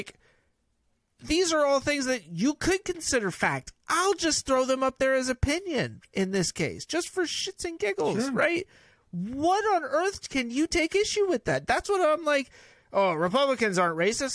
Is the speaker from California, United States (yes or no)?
yes; California, United States; I grew up in California